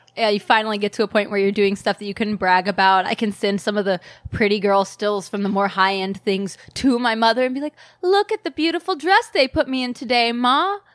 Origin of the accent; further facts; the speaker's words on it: South Carolina, United States; moved away as an adult; also born or lived in New York; now in Los Angeles, United States; I grew up in South Carolina